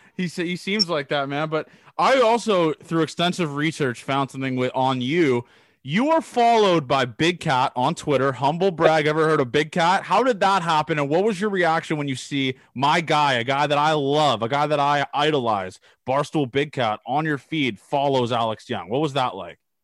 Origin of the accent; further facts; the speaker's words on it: Canada; I'm a Canadian guy